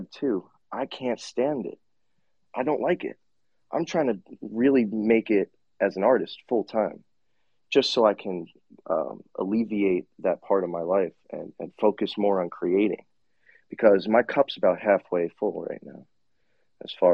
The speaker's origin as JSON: {"language": "English", "area": "Long Island", "region": "New York", "country": "United States", "tie": "born or raised there", "moved": "as an adult", "lives_now": "Southwest Florida, United States", "said": "Born and raised in Long Island, New York"}